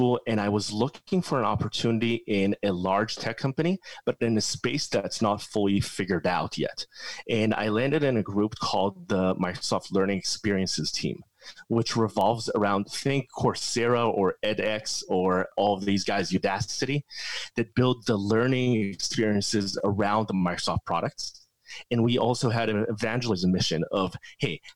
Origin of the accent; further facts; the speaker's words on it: Israel; I grew up in Israel.